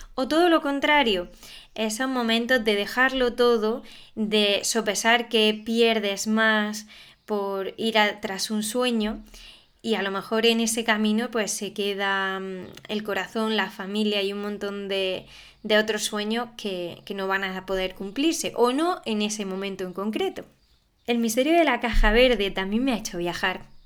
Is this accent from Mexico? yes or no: no; Alpujarra, Andalusia, Spain; la Alpujarra, que es de donde soy yo